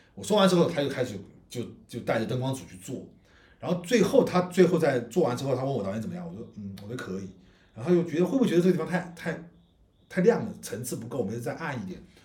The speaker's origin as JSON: {"language": "Chinese", "region": "Guizhou", "country": "China", "moved": "yes", "said": "我来从贵州这种小，小城市来的"}